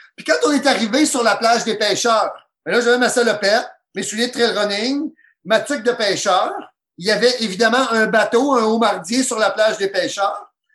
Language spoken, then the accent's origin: French; Gaspésie, Quebec, Canada; also born or lived in Trois-Rivières / Rimouski; je viens de la Gaspésie